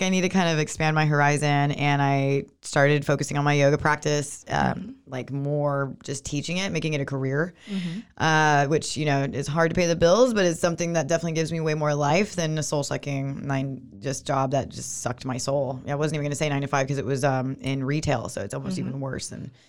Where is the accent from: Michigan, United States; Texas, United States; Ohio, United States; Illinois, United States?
Texas, United States; Moody; also born or lived in East Coast; now in Waco, United States; a Moody local, Waco native. Not really, because I'm from Moody.